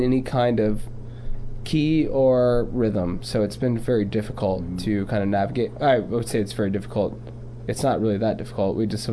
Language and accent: English; New Orleans, Louisiana, United States; I'm from New Orleans